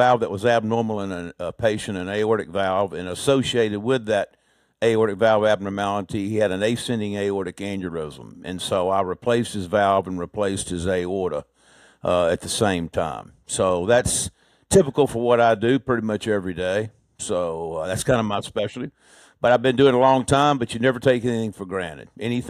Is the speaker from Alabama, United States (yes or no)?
yes; Birmingham, Alabama, United States; also born or lived in Lynchburg, Virginia; I was born actually in Lynchburg, Virginia, but moved around a lot before I was 12. And then we moved to Birmingham when I was 12 and pretty much was raised in Birmingham after that.